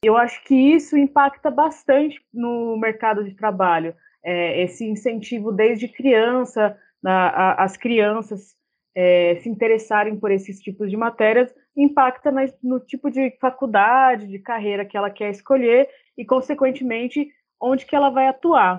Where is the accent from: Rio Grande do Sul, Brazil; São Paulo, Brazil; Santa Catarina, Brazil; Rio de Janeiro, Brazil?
São Paulo, Brazil; moved away as an adult; now in Bauru, Brazil; sou de São Paulo, moro aqui em Bauru tem alguns anos já, vim fazer faculdade